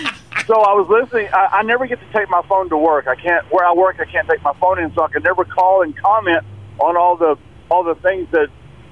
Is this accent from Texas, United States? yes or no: yes; Abilene, Texas, United States; I'm from Abilene